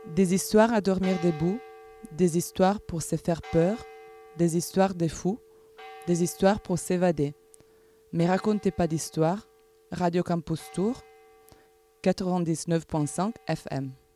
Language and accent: French; Germany; moved away as an adult; also born or lived in France; now in Switzerland; je suis allemande